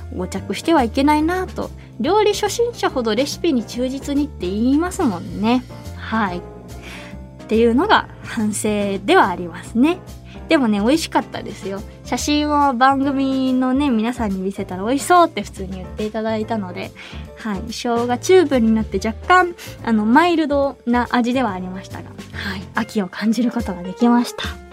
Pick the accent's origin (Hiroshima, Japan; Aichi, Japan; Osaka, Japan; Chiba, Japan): Hiroshima, Japan; now in Tokyo, Japan; 生まれ育って馴染みが深い